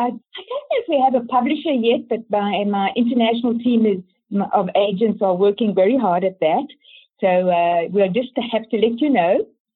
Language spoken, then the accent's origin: English; Canada; born there; also born or lived in Johannesburg, South Africa; So from Johannesburg, then my kids wanted to move to Canada. I was born in Canada, so I could go there.